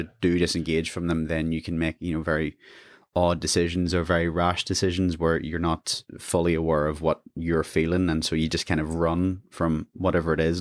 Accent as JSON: {"language": "English", "town": "Lurgan", "region": "Northern Ireland", "country": "United Kingdom", "said": "I'm originally from Lurgan, another small town"}